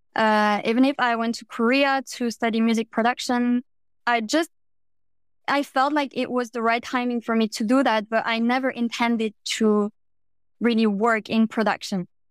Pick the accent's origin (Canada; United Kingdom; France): France; I'm from France, and I'm currently working as a music publicist